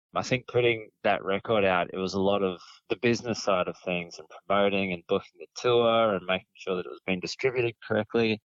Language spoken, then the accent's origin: English; Yass, New South Wales, Australia; moved away as an adult; also born or lived in Snowy Mountains; now in Melbourne, Australia; I grew up sort of near Yass, about an hour away from Goulburn